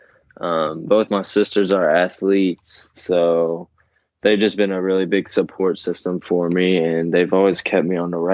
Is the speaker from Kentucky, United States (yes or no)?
yes; Bowling Green, Kentucky, United States; Western Kentucky because that's right in my hometown.